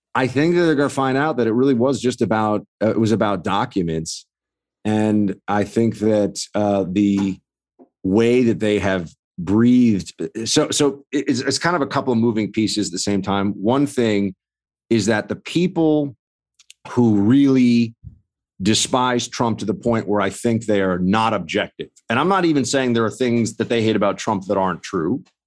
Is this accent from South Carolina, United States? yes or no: no; New York, United States; as a New Yorker